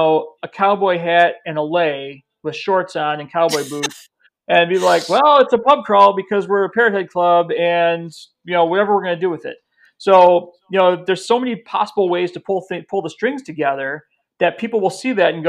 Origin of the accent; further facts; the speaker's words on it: Chicago, Illinois, United States; I'm from Chicago.